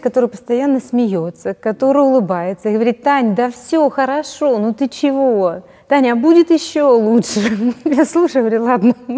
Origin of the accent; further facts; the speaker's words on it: Donetsk, Donetsk Oblast, Ukraine; moved away as an adult; now in Kyiv, Ukraine; я из Донецка